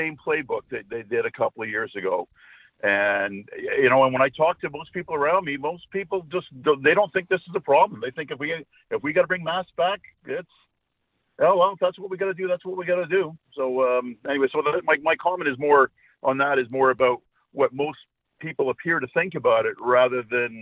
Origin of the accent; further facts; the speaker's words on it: Scotland, United Kingdom; now in Vancouver, Canada; And I'm Scottish by birth